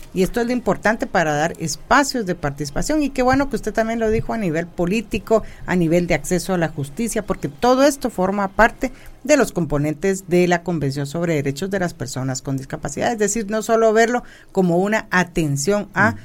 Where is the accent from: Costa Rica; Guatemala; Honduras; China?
Guatemala; como guatemaltecos